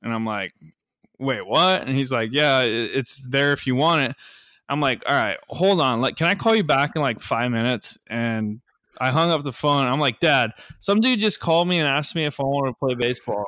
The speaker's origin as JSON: {"language": "English", "area": "Kauai", "region": "Hawaii", "country": "United States", "tie": "born or raised there", "moved": "as an adult", "lives_now": "Arizona, United States", "said": "I grew up on Kauai, which is, um, you know, one of the smaller islands"}